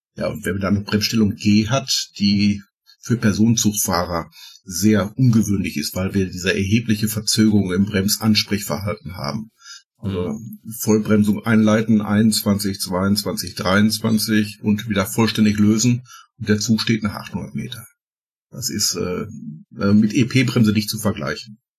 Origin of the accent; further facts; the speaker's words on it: Ruhr area, North Rhine-Westphalia, Germany; bei uns im Ruhrgebiet